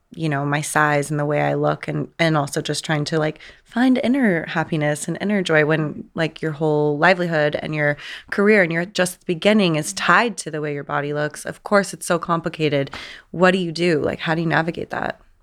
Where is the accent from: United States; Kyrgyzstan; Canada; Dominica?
United States; San Diego, California; I grew up in San Diego